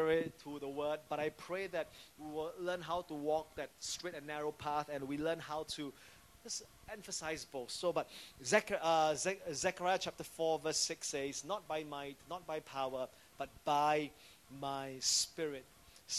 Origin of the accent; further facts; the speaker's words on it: Singapore; as a civilian, as a Singaporean.